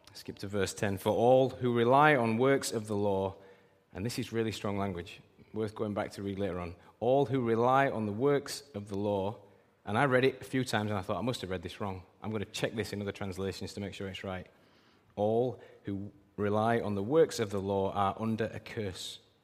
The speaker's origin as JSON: {"language": "English", "country": "United Kingdom", "said": "we're British"}